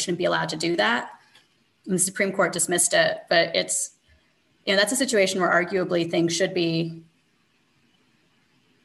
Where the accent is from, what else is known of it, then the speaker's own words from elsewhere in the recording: Canada; I am a Canadian